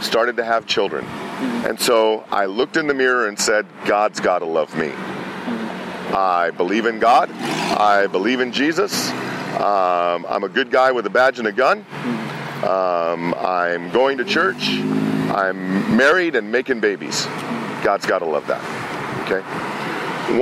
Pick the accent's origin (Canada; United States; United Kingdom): United States; California; also born or lived in Pennsylvania; We moved from Pennsylvania to California